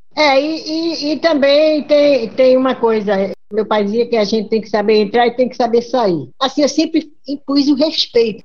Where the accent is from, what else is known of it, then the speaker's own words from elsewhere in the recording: Northeast Region, Brazil; Sou sertaneja, nordestina.